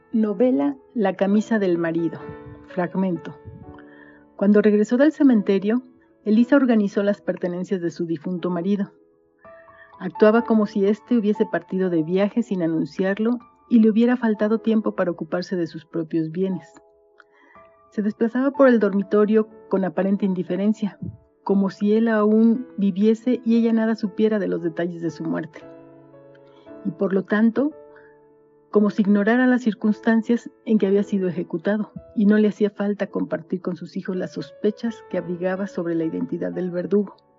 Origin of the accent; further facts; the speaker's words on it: Mexico; also born or lived in Metepec, State of Mexico; soy mexicana, tengo 59 años y vivo en Metepec, Estado de México